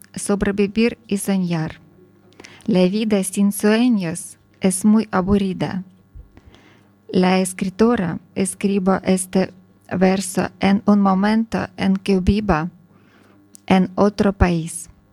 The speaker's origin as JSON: {"language": "Spanish", "town": "Sievierodonetsk", "region": "Luhansk Oblast", "country": "Ukraine", "second_language": "Spanish", "moved": "as an adult", "lives_now": "Spain", "said": "Ucrania, soy ucraniana, soy eh, de Severodonetsk"}